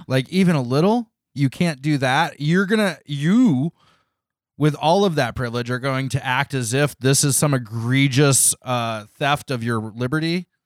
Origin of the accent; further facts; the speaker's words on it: United States; I was from America